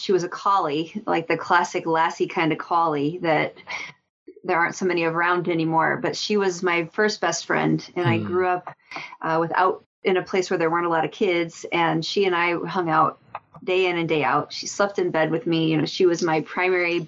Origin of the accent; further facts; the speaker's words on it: Colorado, United States; I grew up in Colorado